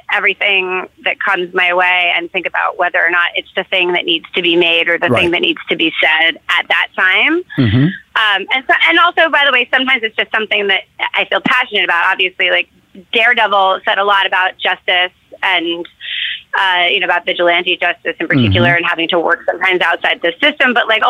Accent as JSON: {"language": "English", "town": "New York City", "region": "New York", "country": "United States", "tie": "born or raised there", "said": "I grew up in New York City, so I would text like my movie nerd friends who I grew up"}